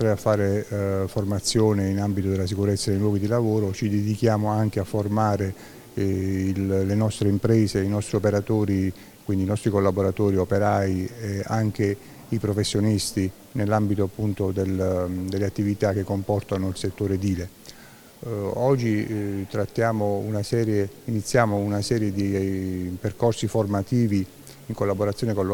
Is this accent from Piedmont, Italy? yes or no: no; Apulia, Italy; Sono molto legato a Taranto, sono pugliese come alcuni sanno, e Taranto è uno dei luoghi dello spirito